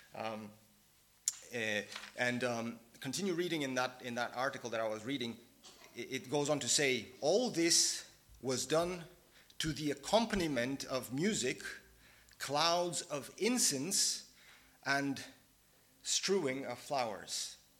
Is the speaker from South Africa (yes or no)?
no; Bulgaria; moved away; I'm from Bulgaria originally.